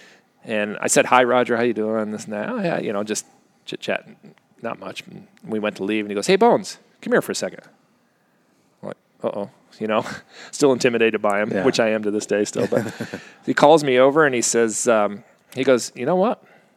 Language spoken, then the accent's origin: English; Arizona, United States; I'm a kid from Arizona